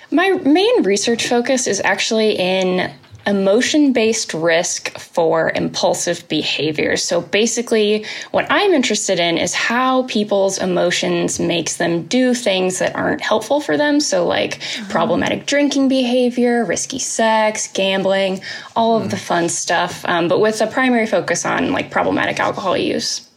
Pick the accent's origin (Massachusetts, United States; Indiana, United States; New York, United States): Indiana, United States; Indianapolis; now in Lexington, United States; I'm originally oh. from Indianapolis